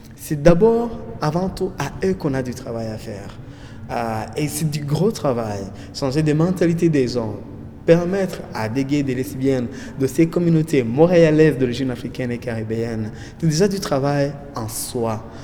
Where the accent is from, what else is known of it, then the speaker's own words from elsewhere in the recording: Rwanda; moved away as an adult; now in Canada; je viens du Rwanda